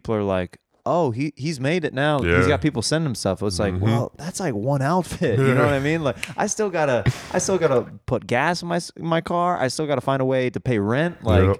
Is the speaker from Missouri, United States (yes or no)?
yes; Kansas City, Missouri, United States; Like, I'm from Kansas City.